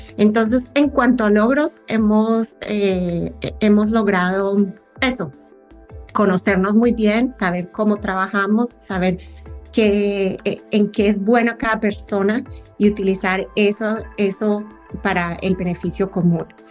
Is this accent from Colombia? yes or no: yes; Colombia; now in United States; Yo soy colombiana, pero vivo en Estados Unidos y extraño muchísimo mi tierra en, estas épocas.